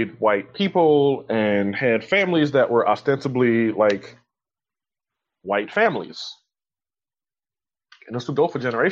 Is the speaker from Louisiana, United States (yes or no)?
yes; Louisiana, United States; I grew up in Louisiana